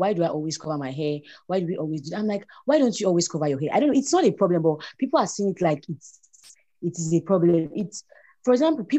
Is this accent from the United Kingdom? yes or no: no; Nigeria; I'm a Nigerian, I'm a Muslim, I'm 18 years old.